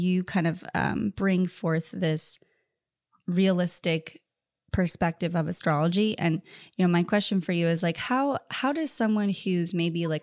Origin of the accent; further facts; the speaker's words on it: Orange County, California, United States; also born or lived in Thousand Oaks, California; I grew up in Orange County